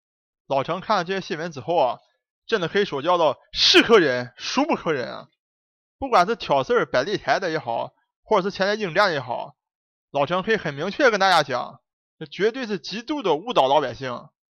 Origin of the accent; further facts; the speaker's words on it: Dalian, Liaoning, China; accent: Dalian; 下面就请大家一起跟我进入咱们大连话世界。